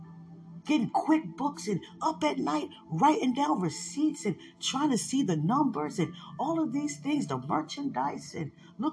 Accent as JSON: {"language": "English", "region": "the South", "country": "United States", "tie": "born or raised there", "said": "growing up in the South, as little white boys, watching these Black women cook for us?"}